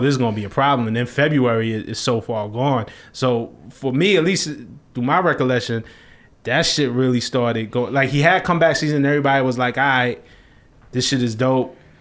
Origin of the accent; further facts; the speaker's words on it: New York City, New York, United States; I'm from Flatbush, Brooklyn